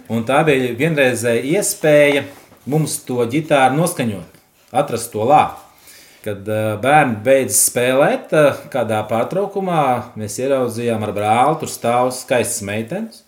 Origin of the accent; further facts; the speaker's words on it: Elkšķene, Ventspils Municipality, Latvia; Es esmu no Elkšķenes, kas ir 18 km no Ugāles, Ventspils rajonas, tad ir laikā šobrīd novads.